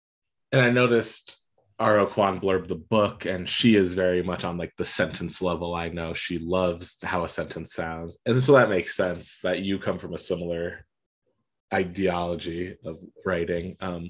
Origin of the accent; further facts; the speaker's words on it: Pennsylvania, United States; born there; also born or lived in Arizona / Atlanta / Maine; now in Colorado, United States; I was born in Pennsylvania, lived in Arizona, lived in Atlanta, lived in Maine, I'm in Colorado now.